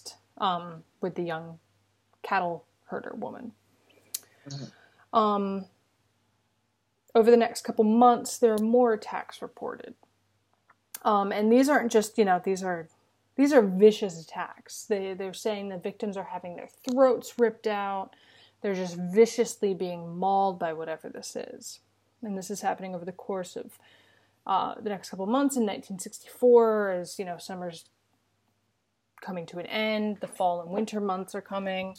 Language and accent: English; United States; as an American